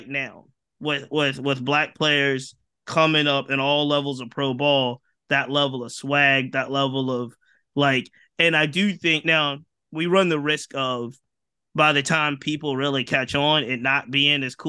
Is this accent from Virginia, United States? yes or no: yes; Virginia, United States; I'm from Virginia